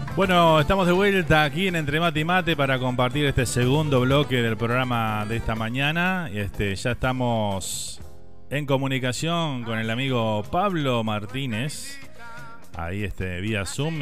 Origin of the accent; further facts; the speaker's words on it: Uruguay; moved away; con cualquier uruguayo que hables, este, siempre extrañamos las mismas cosas